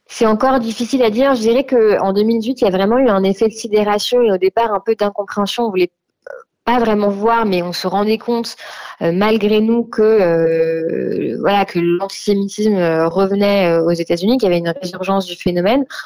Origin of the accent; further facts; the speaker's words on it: France; chez nous en France